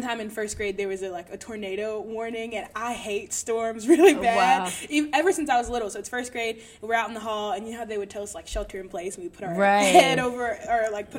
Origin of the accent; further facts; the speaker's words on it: the South, United States; I was born and raised in the Baptist church in the South.